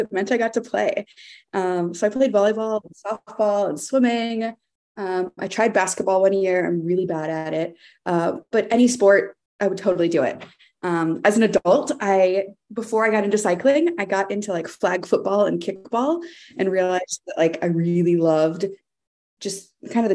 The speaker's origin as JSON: {"language": "English", "region": "Texas", "country": "United States", "tie": "born or raised there", "moved": "yes", "lives_now": "Seattle, United States", "said": "I grew up in Texas in kind of a suburban neighborhood"}